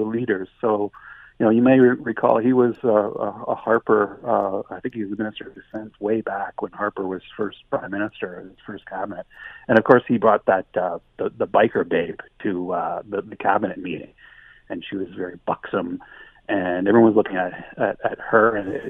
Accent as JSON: {"language": "English", "country": "Canada", "said": "we're Canadian"}